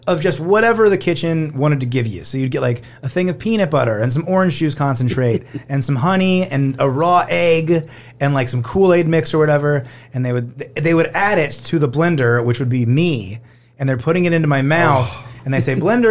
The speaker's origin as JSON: {"language": "English", "region": "Northern Indiana", "country": "United States", "tie": "born or raised there", "said": "my summer camp growing up in Northern Indiana"}